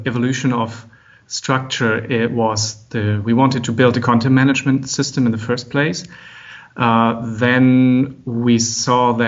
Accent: Germany; also born or lived in Frankfurt; from Germany. I'm living and working in Frankfurt

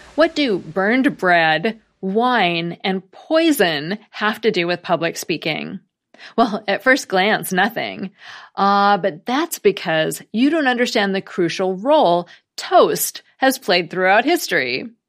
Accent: United States; as an American

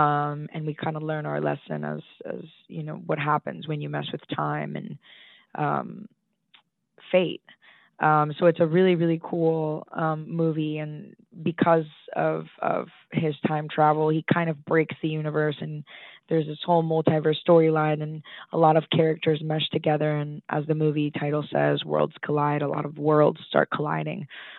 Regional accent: Boston, Massachusetts, United States; born there; also born or lived in Colombia; I was born in Boston, yes. My mom is from Medellin, Colombia, but we moved around a little bit. I lived in Colombia for a little bit as well.

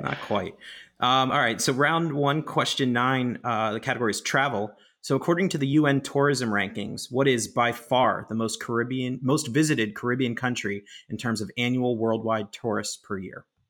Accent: Pittsburgh, Pennsylvania, United States; my hometown Pittsburgh

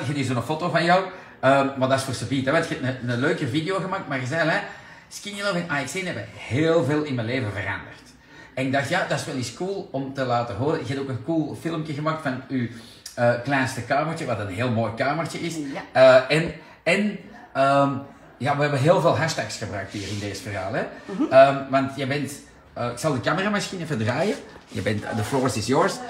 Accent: Antwerp, Flanders, Belgium; Daar kunnen wij wat van leren als Antwerpenaar

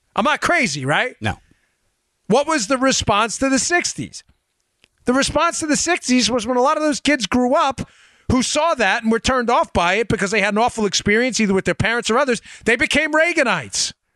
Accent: United States; I'm American

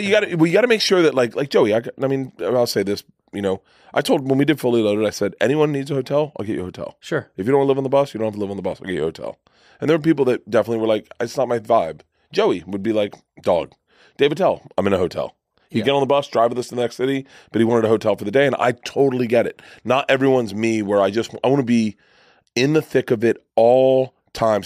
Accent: Florida, United States; I grew up in Florida

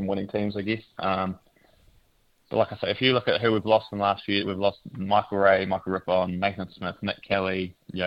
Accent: Invercargill, Southland, New Zealand; I'm from Invercargill, grew up down there.

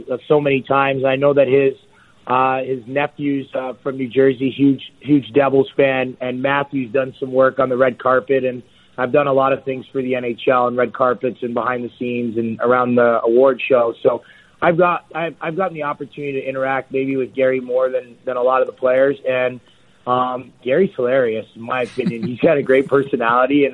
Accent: Toronto, Ontario, Canada; I got to do that in my hometown

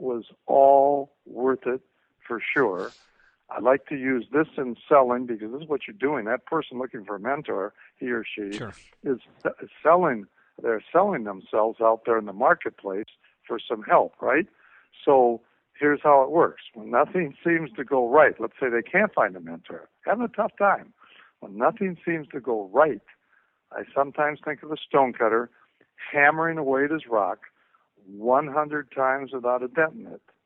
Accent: Minneapolis, Minnesota, United States; I'm again from Minneapolis

